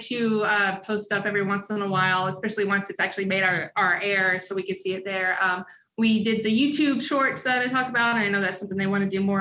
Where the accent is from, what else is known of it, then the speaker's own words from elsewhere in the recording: the South, United States; I was born in the South